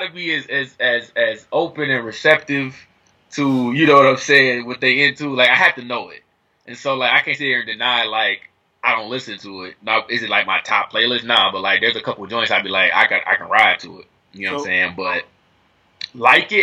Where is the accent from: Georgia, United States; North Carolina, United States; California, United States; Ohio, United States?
Ohio, United States; Dayton; moved away as an adult; now in Atlanta, United States; I'm from Dayton